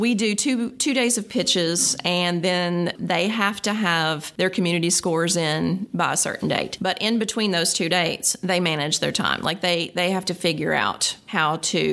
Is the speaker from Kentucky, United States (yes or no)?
yes; Kentucky, United States; I'm from Kentucky